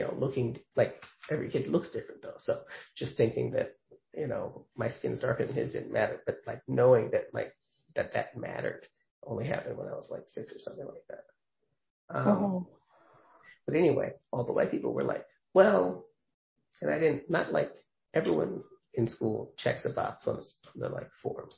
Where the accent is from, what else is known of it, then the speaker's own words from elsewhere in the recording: New York, United States; I know I'm from New York